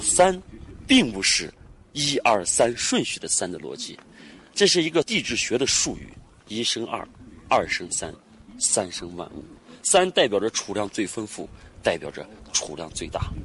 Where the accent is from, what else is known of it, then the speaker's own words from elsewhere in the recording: Koktokay, Xinjiang, China; 把我的家乡搞得越来越好